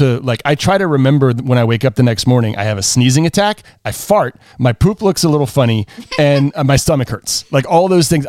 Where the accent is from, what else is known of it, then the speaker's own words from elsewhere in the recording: the South, United States; I'm a Southerner